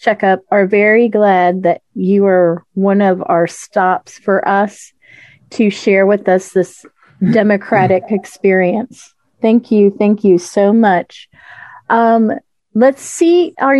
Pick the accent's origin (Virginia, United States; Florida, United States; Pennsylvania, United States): Florida, United States; I'm from Florida, and, you know, of course, we just had our first hybrid convention